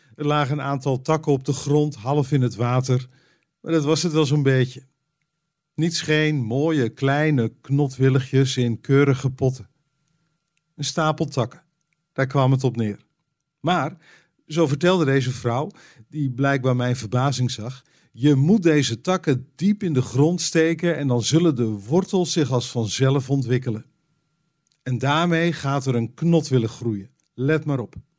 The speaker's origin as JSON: {"language": "Dutch", "country": "Netherlands", "said": "als Nederlander"}